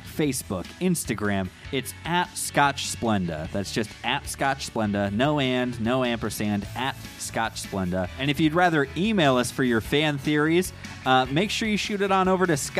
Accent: Iowa, United States

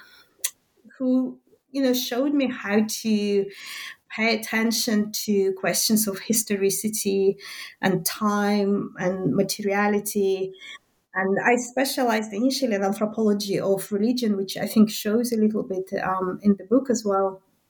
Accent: Minsk, Belarus; first language Russian; English is a second language; moved away as an adult; now in Glasgow, United Kingdom; I was born in Minsk, and that's still in the Soviet Belarus

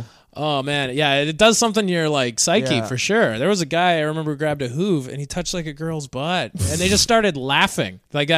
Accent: Saskatchewan, Canada; moved away as an adult; also born or lived in Edmonton; now in New York, United States; when I was in Edmonton, I'm from Saskatchewan, so a place full of white people

